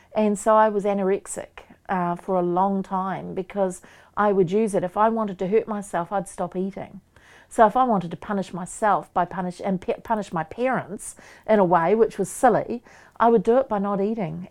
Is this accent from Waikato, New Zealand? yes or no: yes; Waikato, New Zealand; I'm from Waikato, so I'm around Pukiriwa, Werarua Marae.